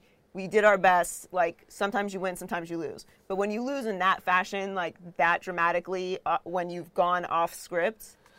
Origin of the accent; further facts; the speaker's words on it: Pittsburgh, Pennsylvania, United States; moved away as an adult; also born or lived in Miami; now in Los Angeles, United States; I grew up in Pittsburgh